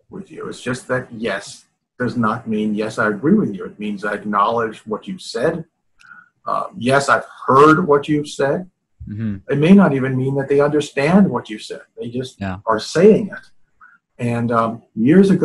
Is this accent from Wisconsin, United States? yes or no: no; New York, United States; I'm from New York